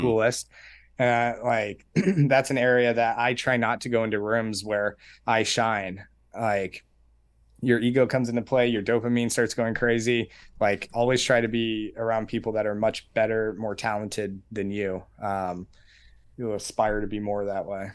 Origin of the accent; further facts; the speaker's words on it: Colorado Springs, Colorado, United States; I was born and raised in Colorado Springs.